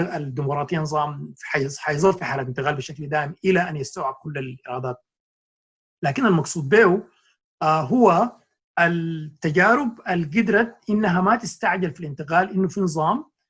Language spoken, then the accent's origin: Arabic; Sudan; now in New York, United States